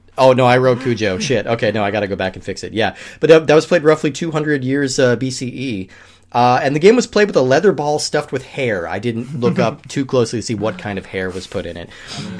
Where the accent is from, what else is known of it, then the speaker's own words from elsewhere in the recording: United States; I mean, I'm an American